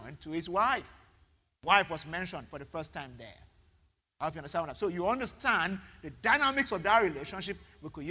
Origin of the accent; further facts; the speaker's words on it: Ibadan, Oyo, Nigeria; now in Lagos, Nigeria; I grew up in Ibadan.